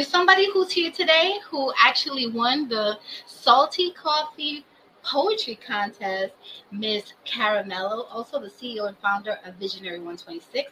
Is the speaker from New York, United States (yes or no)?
yes; New York City, New York, United States; also born or lived in Brooklyn / Bronx; born in Brooklyn, raised in Washington Heights, and I live in Bronx.